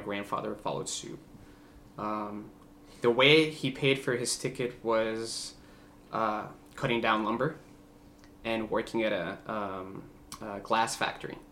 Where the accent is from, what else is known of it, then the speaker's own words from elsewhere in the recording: Bogota, Bogotá Capital District, Colombia; first language Spanish; English is a second language; now in United States; I was born in Bogota, Colombia. Um, you know, just a big Latin family